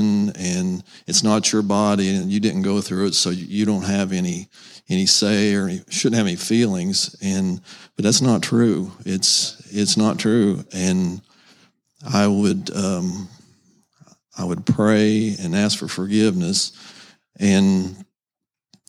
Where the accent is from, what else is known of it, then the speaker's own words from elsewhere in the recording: Seymour, United States; I'm currently living in Seymour. That's where I'm from, basically